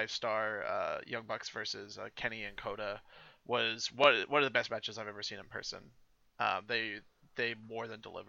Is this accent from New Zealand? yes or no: yes; New Zealand; moved away; I'm from New Zealand originally